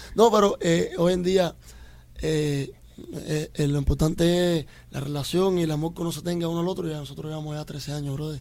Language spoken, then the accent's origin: Spanish; Cuba; now in Miami, United States; yo soy un latita cubano